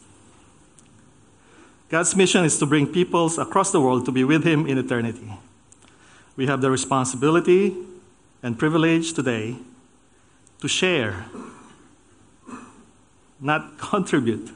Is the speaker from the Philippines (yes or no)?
yes; Philippines; moved away as an adult; also born or lived in United States / Germany; now in Australia; I was born in the Philippines